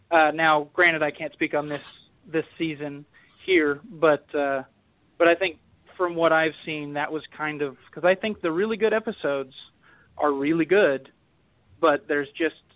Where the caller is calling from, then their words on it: Orlando, Florida, United States; Hey, guys … from Orlando.